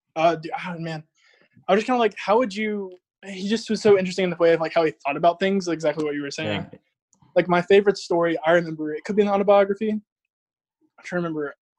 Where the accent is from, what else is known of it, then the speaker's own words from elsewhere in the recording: Georgia, United States; I'm in Georgia, in my hometown.